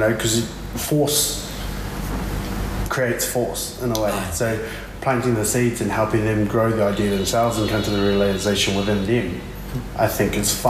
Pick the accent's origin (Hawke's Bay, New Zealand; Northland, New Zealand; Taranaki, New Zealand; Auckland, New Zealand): Taranaki, New Zealand; New Plymouth; And I grew up in Spotswood, but then later on lived in Fitzroy. So once again, two different places.